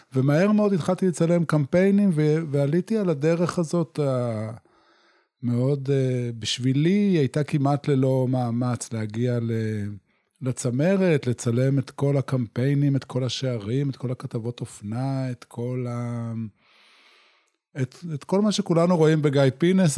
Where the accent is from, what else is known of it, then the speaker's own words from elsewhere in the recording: Yotvata, Southern District, Israel; moved away as an adult; גדלתי בקיבוץ יוטבתה